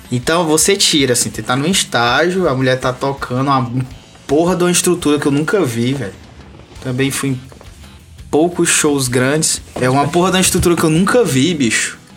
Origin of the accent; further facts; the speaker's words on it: Presidente Dutra, Brazil; de presidente Dutra. É isso aí, minha terra. … Não nasci lá, mas é minha terra.